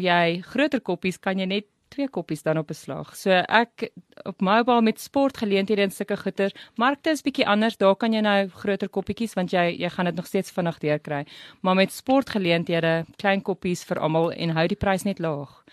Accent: Riebeeckstad, Free State, South Africa; also born or lived in Bloemfontein / Saudi Arabia / Welkom; ek het naby Kroonstad groot geword in Riebeekstad

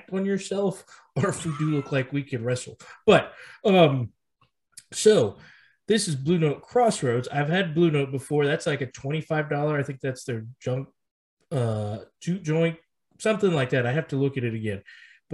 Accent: South Texas, United States; growing up in Texas, especially South Texas

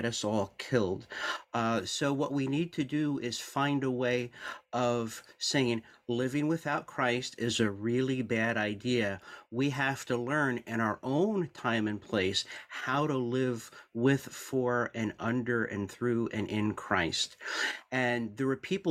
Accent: Newark, New Jersey, United States; I'm a New Jersey native, born in Newark, New Jersey

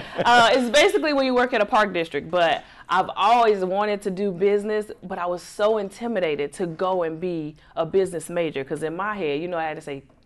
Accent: Chicago, Illinois, United States; moved away as an adult; now in Atlanta, United States; Born and raised in Chicago, Illinois.

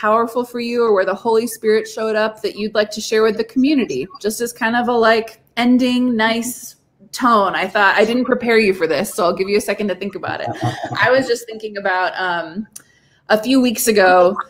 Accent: Japan; So I grew up in Japan. So like, I think a lot about Buddhist concepts of prayer because they're the first ones I ran into.

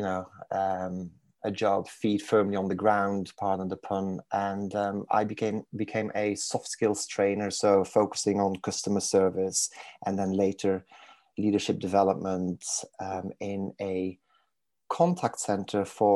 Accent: Belgium; accent: crossover accent, Manc twang; English is a second language; moved away as an adult; now in Manchester, United Kingdom; I was born and raised in Belgium. So in case people are wondering where the exotic accent is from

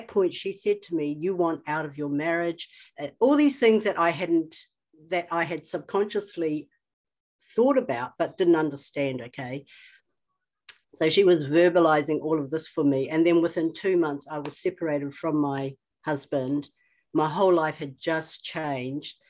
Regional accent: New Zealand; I'm Chinese, but I was born in New Zealand. So right from the outset, I was an oddity, and then I lived in a small town.

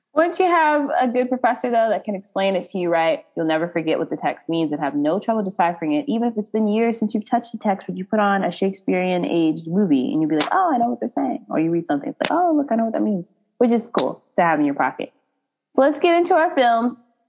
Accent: United States; we're American

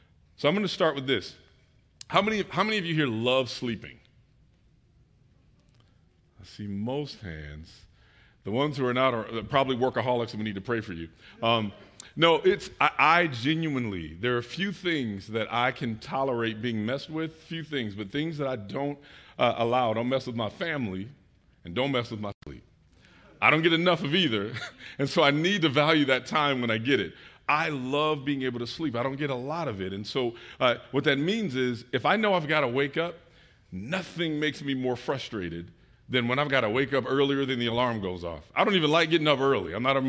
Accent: Detroit, Michigan, United States; also born or lived in Chicagoland; now in Atlanta, United States; We moved from the Chicagoland area. I am from Detroit, but spent time in the military and business and moved a lot of different places.

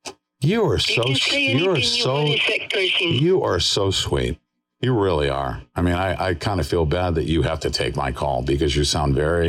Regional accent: New York, United States; moved away; I'm from, I was born and raised in New York, and thank God, I am not there anymore.

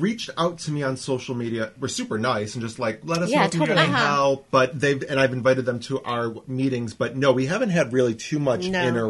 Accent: Western New York, United States; now in Whittier, United States; I still have my original area code from, because I'm from Western New York. I'm not even from. I have my like cell phone number from when I was like 12. I kept it. So I have a 716 area code.

